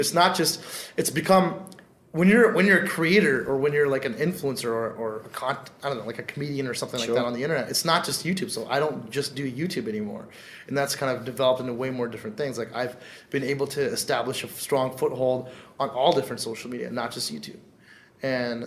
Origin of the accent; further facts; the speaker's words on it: Canada; a South Asian dude growing up in Canada